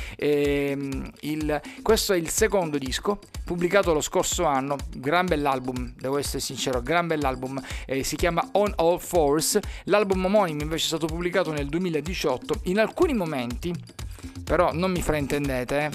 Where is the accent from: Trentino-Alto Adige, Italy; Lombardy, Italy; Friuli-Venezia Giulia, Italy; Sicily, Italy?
Sicily, Italy